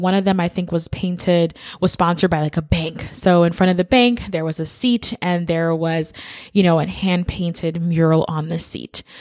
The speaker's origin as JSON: {"language": "English", "town": "New York City", "region": "New York", "country": "United States", "said": "I am originally from the Bronx, New York, which is a borough"}